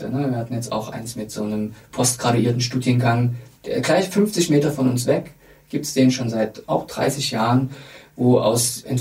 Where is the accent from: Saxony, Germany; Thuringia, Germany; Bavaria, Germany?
Saxony, Germany; Dresden; Ich, ich darf das ja als Dresdner sagen, sehr kritisch über meine Heimatstadt sprechen.